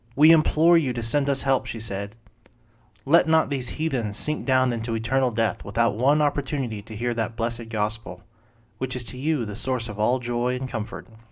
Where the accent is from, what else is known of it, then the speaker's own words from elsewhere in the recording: Brandon, Florida, United States; as a kid growing up in the First Baptist Church of Brandon, Florida